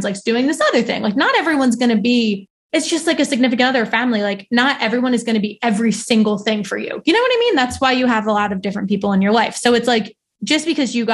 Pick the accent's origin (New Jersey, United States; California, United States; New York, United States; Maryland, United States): New Jersey, United States; moved away as an adult; now in Philadelphia, United States; So I grew up in South Jersey